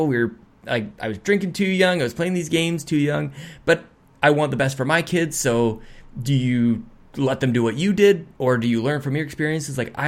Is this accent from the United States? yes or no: no; Edmonton, Alberta, Canada; That's just dirty Northside Edmonton, man. I was 12 years old and I learned like just the terrible side of the city that I grew up on